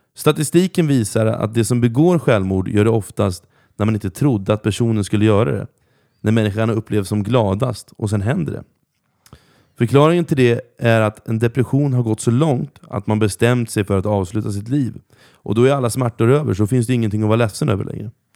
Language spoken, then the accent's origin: Swedish; Norrköping, Östergötland, Sweden; jag växte upp i centrala Norrköping